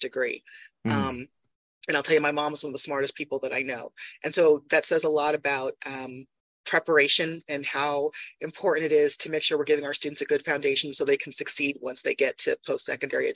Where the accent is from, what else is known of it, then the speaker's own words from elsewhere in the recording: New Haven, Connecticut, United States; I'm originally from New Haven, Connecticut